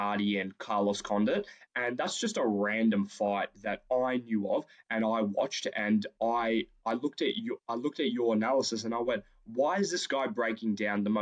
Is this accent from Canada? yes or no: no; Australia; we're Australian